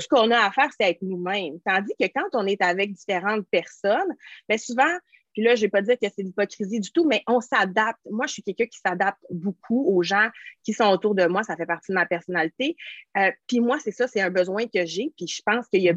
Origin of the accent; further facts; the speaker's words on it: Quebec, Canada; moi, je suis québécoise